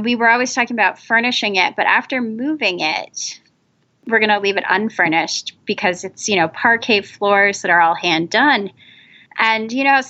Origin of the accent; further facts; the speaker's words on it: New England, United States; I grew up in New England